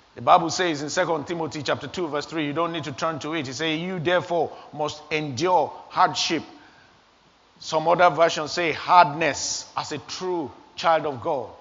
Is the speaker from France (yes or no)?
no; Nigeria; moved away as an adult; I was 21 years old back in my home country, Nigeria